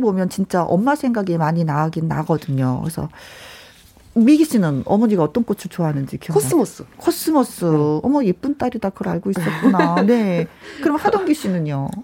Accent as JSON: {"language": "Korean", "town": "Wonju", "region": "Gangwon", "country": "South Korea", "tie": "born or raised there", "said": "어린 시절이 생각나는 거예요. 원주에 살았을 때"}